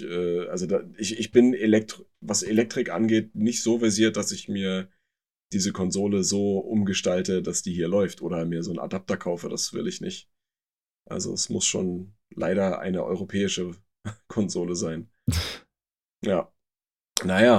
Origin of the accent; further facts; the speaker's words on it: Germany; bei uns in Deutschland